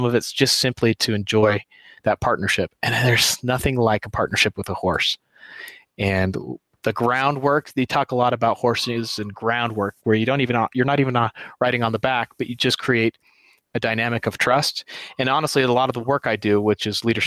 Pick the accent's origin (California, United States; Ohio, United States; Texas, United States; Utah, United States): Utah, United States; Holladay; also born or lived in Richmond, Virginia; I am from a little town just outside of Salt Lake City called Holiday, Utah. Born and raised until about 12, and then I moved with my family to Richmond, Virginia